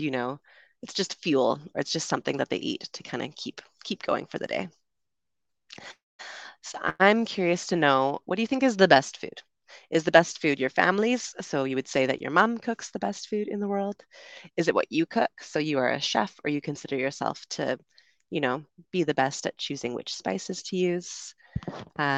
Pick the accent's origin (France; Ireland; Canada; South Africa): Canada; moved away as an adult; also born or lived in United Kingdom; now in Panama; I'm from Canada originally, also spent some time living in the UK, and currently I am streaming to you from Panama